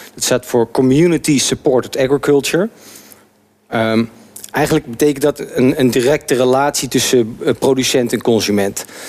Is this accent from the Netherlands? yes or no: yes; Arnhem, Gelderland, Netherlands; moved away as an adult; now in Amsterdam, Netherlands; ik ben geboren getogen in Arnhem